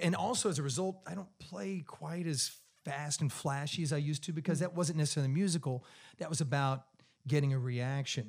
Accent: Clearwater, Kansas, United States; now in Charlotte, United States; I grew up in this little town of 2,000 people, farm community. You know, I grew up on a dirt road uh, with wheat fields on all four sides of the house. My mailing address the entire time I was growing up was Route One, Clearwater, Kansas

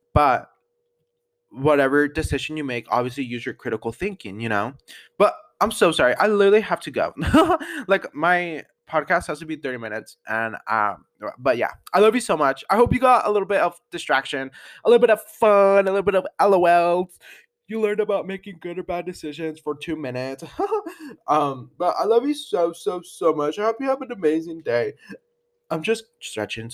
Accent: Denver, Colorado, United States; where are you from, and I'll be like, Denver

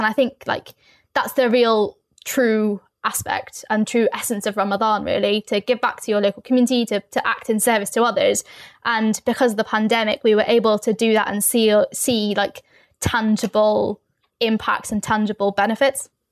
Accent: London, United Kingdom; I'm from London, I'm from the East End of London

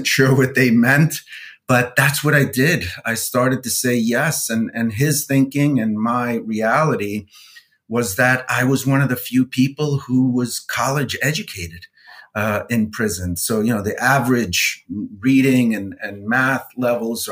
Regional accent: New York City, New York, United States; I grew up in New York City, raised by a single mom

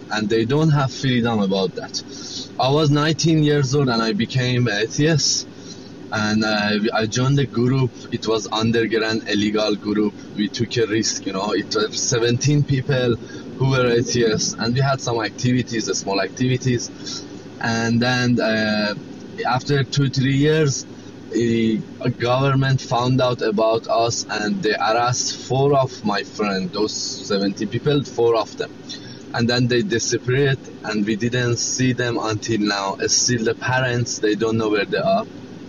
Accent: Iran; now in Australia; So I started, I came from Iran at 2012. I came to Australia and then I started.

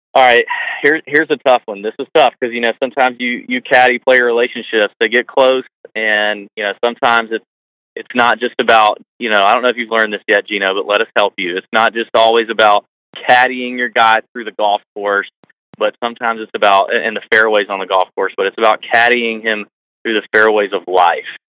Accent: Augusta, Georgia, United States; we're from Augusta, both of us born and raised in Augusta

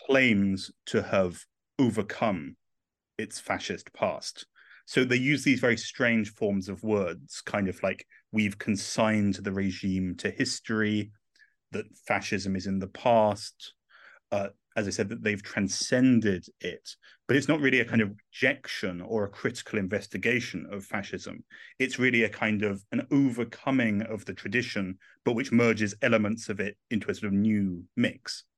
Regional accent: England, United Kingdom; accent: English; moved away as an adult; also born or lived in Rome, Italy; I'm English and not Italian, uh, but I moved to, uh, Italy, uh, in twenty eleven

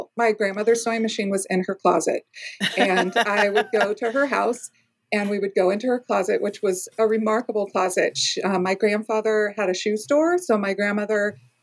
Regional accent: Southern California, United States; also born or lived in East Coast; now in Oregon, United States; I grew up in Southern California and I live in Oregon now. I did a 10-year stint on the East Coast

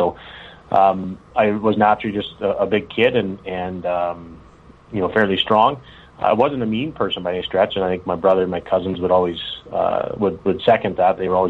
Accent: Rouleau, Saskatchewan, Canada; moved away as an adult; now in Saskatoon, Canada; So I'm originally from Rolo, Saskatchewan. It's a town of about 500 people, just 30 minutes south of Regina. Played there my entire life, actually.

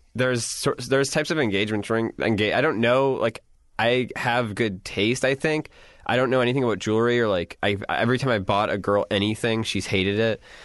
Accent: Wisconsin, United States; I'm from Wisconsin

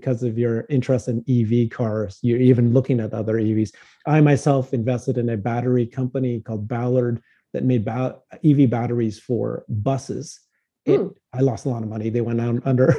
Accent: Canada; I'm Canadian too

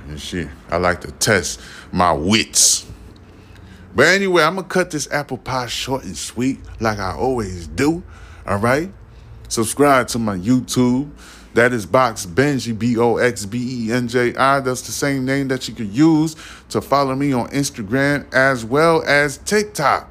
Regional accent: New York City, New York, United States; moved away as an adult; also born or lived in Haiti (parents) / southern Georgia / New Orleans area; Yes, I was born in New York City

